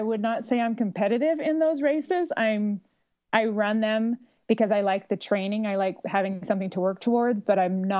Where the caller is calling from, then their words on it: Eagle Mountain, Utah, United States; also born or lived in Boston; I'm calling from Eagle Mountain, Utah.